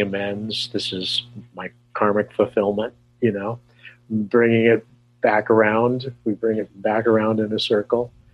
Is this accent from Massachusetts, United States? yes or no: no; California, United States; moved away; also born or lived in New York City / Arizona; I'm from California originally